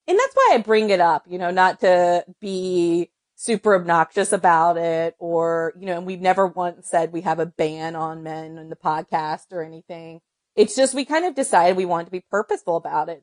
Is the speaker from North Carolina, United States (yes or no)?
yes; North Carolina, United States; I'm from North Carolina